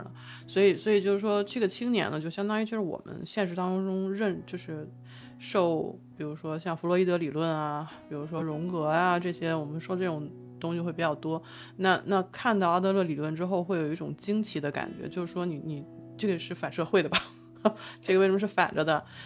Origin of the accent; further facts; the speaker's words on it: China; 反正我们是中国人嘛